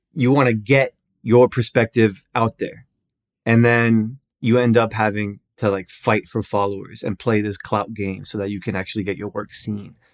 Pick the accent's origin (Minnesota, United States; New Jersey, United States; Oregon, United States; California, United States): New Jersey, United States; Newark; I'm from Newark, New Jersey